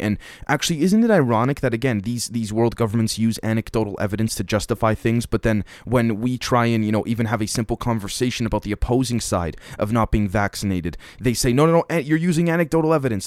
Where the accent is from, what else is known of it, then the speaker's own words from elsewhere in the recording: Canada; me being a Canadian here in the West